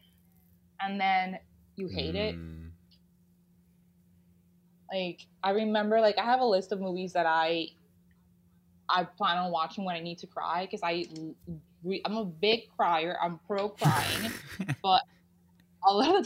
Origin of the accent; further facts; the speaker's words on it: Panama; moved away as an adult; now in United States; I grew up in Latin America